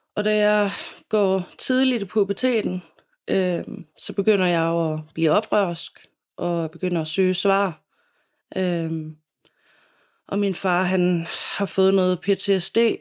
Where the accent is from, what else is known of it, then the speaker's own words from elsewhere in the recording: Silkeborg, Central Denmark Region, Denmark; also born or lived in Copenhagen; jeg savner mine venner øh, hjemme i Silkeborg. Og ja, har lyst til at flytte tilbage til Silkeborg